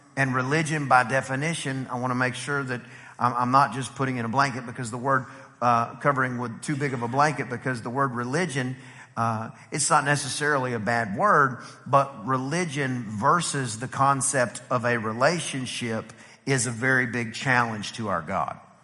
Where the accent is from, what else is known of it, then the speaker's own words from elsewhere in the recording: Texas, United States; we're from Texas